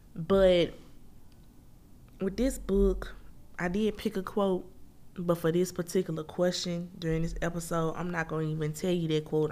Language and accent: English; Memphis, Tennessee, United States; moved away; I'm originally born and raised Memphis, Tennessee